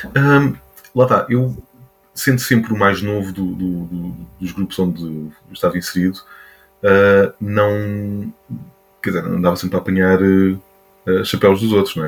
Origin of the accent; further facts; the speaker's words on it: Montijo, Lisbon, Portugal; nasci em Lisboa, mas sempre vivi no Montijo